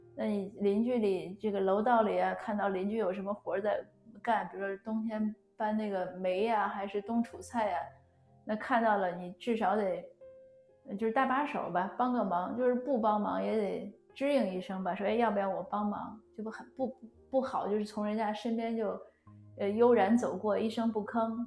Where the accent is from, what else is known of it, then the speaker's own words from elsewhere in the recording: China; 我们中国人都很尊老爱幼